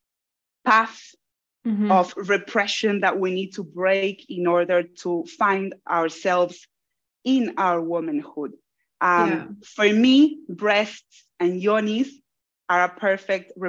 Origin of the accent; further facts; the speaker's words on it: Buenos Aires, Argentina; moved away as an adult; now in Australia; I was born in Argentina. Argentina, it's in Buenos Aires, which is the city where I'm from.